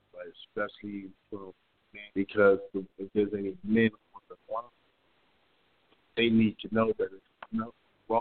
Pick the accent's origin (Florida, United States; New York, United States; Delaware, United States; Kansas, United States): Delaware, United States; Wilmington; moved away as an adult; now in Dallas, United States; I'm 56 years old, and I was born in Wilmington, Delaware. I just recently moved to the Dallas area 14 months ago